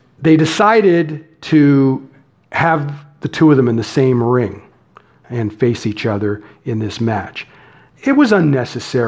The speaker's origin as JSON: {"language": "English", "country": "Canada", "said": "I'm Canadian"}